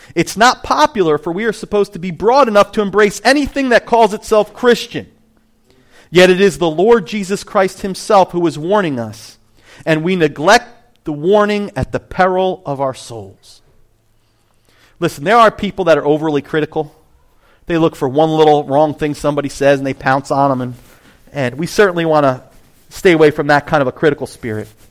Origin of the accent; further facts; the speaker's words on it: New Jersey, United States; I am from Jersey.